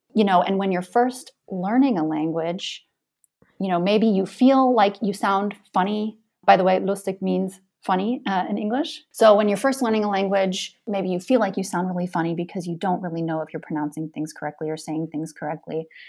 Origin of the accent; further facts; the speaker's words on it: Iowa, United States; moved away as an adult; also born or lived in Freiburg, Germany; now in Hamburg, Germany; I am from Iowa in the United States, and I'm currently living in Hamburg, Germany